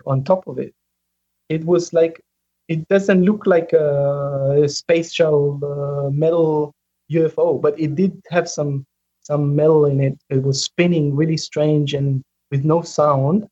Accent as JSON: {"language": "English", "country": "Israel", "also_born_or_lived": "United States", "moved": "as an adult", "said": "I'm originally from Israel"}